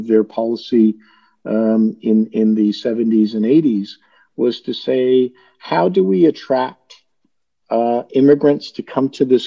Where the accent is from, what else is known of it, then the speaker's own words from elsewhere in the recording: Toronto, Ontario, Canada; moved away as an adult; also born or lived in Karachi, Pakistan / New York; now in United States; When I was 10 years old, my family left Pakistan and moved to Toronto, Canada. I grew up in Toronto and stayed there until I was in my mid-20s